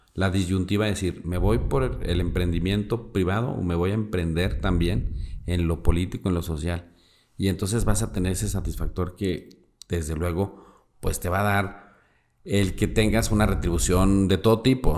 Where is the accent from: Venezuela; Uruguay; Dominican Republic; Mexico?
Mexico; Durango; soy de Durango